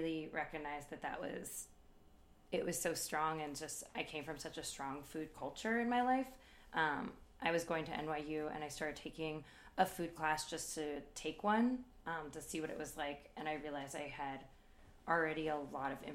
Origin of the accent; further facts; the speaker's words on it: San Francisco, California, United States; I moved back home to San Francisco